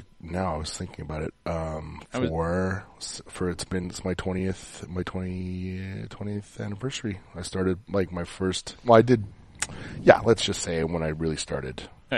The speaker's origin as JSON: {"language": "English", "town": "Montreal", "region": "Quebec", "country": "Canada", "tie": "born or raised there", "said": "I grew up in Verdun."}